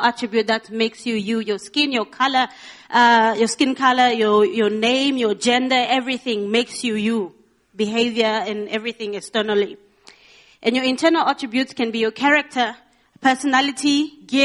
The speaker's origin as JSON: {"language": "English", "town": "Rundu", "region": "Kavango East", "country": "Namibia", "said": "I look like I'm from Windhoek, but I know I'm from Rundu"}